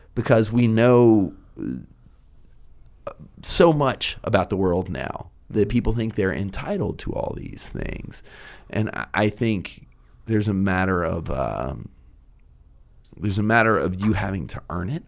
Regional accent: Richmond, Virginia, United States; also born or lived in Cape Fear, North Carolina; I'm from the East Coast

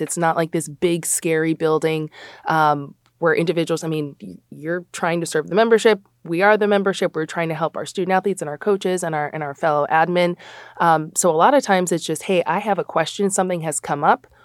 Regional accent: Chicago, Illinois, United States; also born or lived in New Jersey; I'm born and raised in the Big Ten. Um, so we went to the Big Ten conference, went out to New Jersey. I worked at Rutgers for just under four years, and then I got to come home. I'm from Chicago

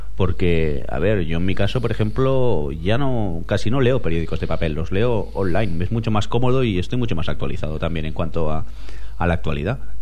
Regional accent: Spain

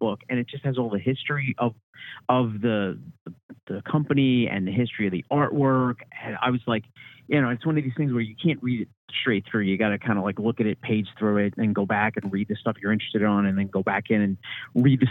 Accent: Long Island, New York, United States; now in Upstate New York, United States; I'm originally from Long Island

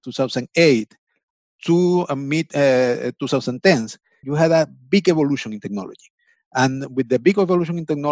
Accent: Venezuela; moved away as an adult; now in United States; I'm from Venezuela, actually. I came to the States around 10 years, maybe a little bit more.

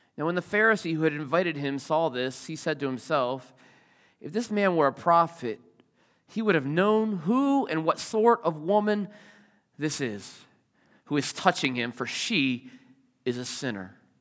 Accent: Richmond, Virginia, United States; moved away; I grew up in Richmond

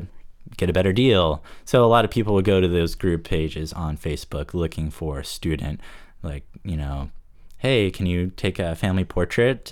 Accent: Fort Lauderdale, Florida, United States; moved away as an adult; also born or lived in Savannah, Georgia; now in Rockland, United States; I'm actually from South Florida. I was born in Fort Lauderdale, spent most of my life on Lauderdale by the Sea

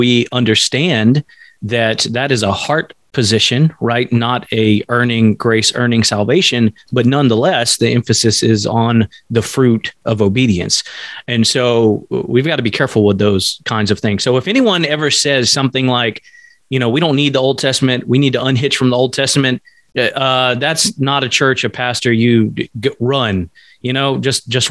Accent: Alaska, United States; I'm an American and I live in America

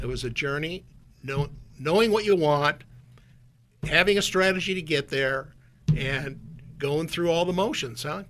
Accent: Minot, North Dakota, United States; moved away as an adult; also born or lived in Minnesota; now in Silicon Valley, United States; I grew up in Minot, North Dakota, a town of about, at the time, 25, 30,000 people

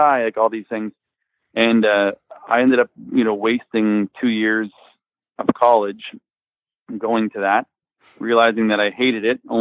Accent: Windsor, Ontario, Canada; We grew up in Windsor, I guess, like on an outskirts area. I suppose like a suburbs. Most of us grew up in an area called LaSalle

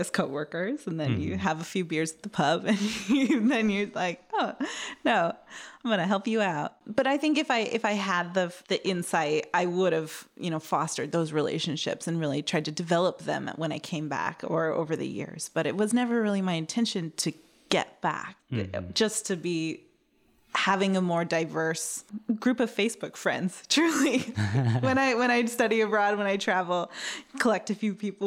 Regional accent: Woodinville, Washington, United States; moved away as an adult; also born or lived in Tacoma, Washington / Seattle, Washington; now in London, United Kingdom; I never really left my hometown. I'm from Woodinville, just went down to Tacoma, around Seattle.

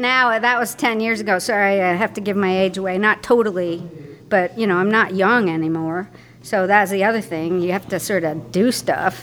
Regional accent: Connecticut, United States; moved away as an adult; also born or lived in Maine / Pennsylvania / Swansea, Wales / Dolomites, Italy; now in Vermont, United States; I grew up in Connecticut

